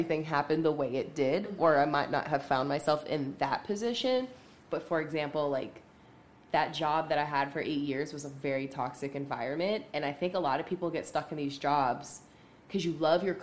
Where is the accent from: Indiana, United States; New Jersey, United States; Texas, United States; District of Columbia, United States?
New Jersey, United States; also born or lived in Pittsburgh, Pennsylvania; now in Charlotte, United States; I'm from Jersey originally, but I spent a lot of time in Pittsburgh